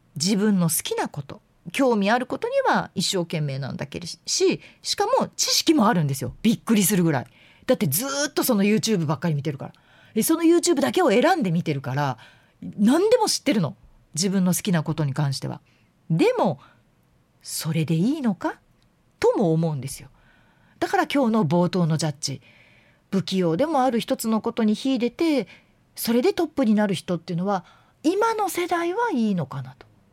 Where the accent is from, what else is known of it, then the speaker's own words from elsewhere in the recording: Yamanashi, Japan; moved away; 私はもう特に山梨という田舎出身なので